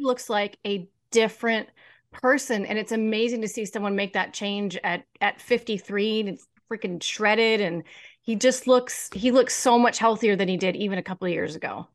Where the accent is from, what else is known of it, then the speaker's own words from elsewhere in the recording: Kansas City, United States; also born or lived in New York; my hometown. I wasn't born here, but I've lived here since I was seven. So, basically my hometown